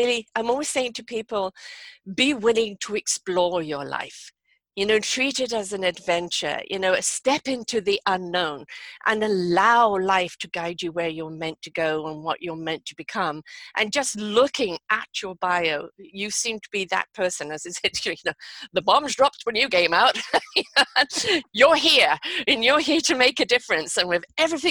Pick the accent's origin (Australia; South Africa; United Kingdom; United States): United Kingdom; England; moved away as an adult; now in Canada; I'm from England myself